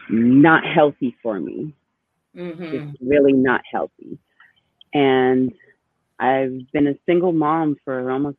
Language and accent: English; Boston, Massachusetts, United States; also born or lived in New York; So I am a Dominican born. My parents are both Dominican, but I was born in New York. I was raised in Boston.